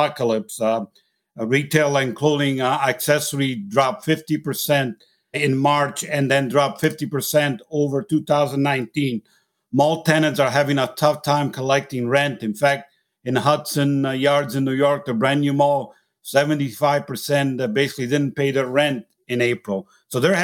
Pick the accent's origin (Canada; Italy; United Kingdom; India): Italy; accent: Italian; moved away; I'm originally actually from Italy, as you can tell by my accent